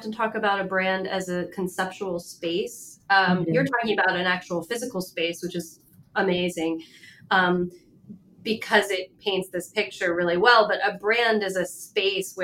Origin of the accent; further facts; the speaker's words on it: Middlebury, Vermont, United States; also born or lived in Florence, Italy; I grew up in Vermont, in Middlebury, Vermont, and combination of Middlebury, Vermont, and then Italy in Florence